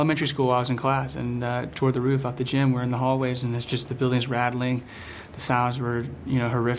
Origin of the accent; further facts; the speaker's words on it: Kentucky, United States; I grew up in Kentucky, and you know, we get tornadoes all the time.